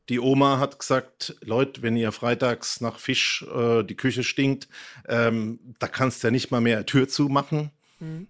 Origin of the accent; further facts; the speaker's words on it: Mannheim, Baden-Württemberg, Germany; Ich bin in einer Arbeiterstadt, in einem Arbeiterhaushalt groß geworden in Mannheim